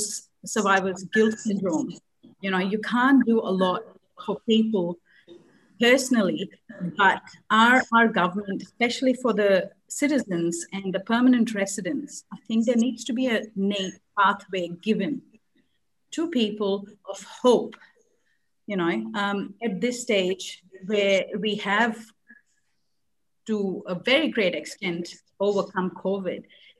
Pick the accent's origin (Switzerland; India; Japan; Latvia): India; now in Australia